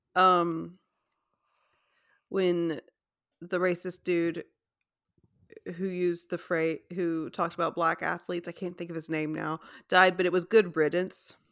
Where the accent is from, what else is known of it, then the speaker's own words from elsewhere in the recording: United States; we as an American society